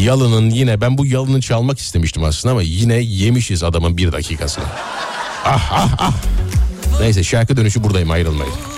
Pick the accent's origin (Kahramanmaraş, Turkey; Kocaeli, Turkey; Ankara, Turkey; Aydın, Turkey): Aydın, Turkey; Nazilli plain; Menderes'in beslediği Aydın Nazilli o, o, ovası, e, Menderes'in, Büyük Menderes'in beslediği alüvyal topraklarla, e, oluşmuş bir ova mesela. E, Büyük Menderes besliyor bizim orayı